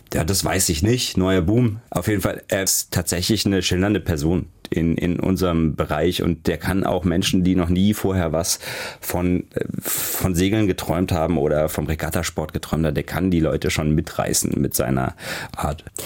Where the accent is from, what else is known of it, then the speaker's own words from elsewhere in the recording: Heidelberg, Baden-Württemberg, Germany; moved away; also born or lived in Hamburg; Ich bin in Heidelberg geboren und auch aufgewachsen oder bei Heidelberg.